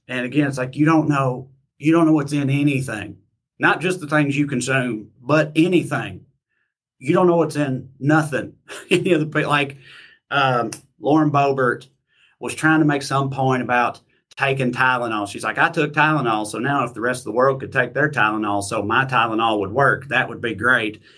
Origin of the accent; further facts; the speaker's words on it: United States; years of being an American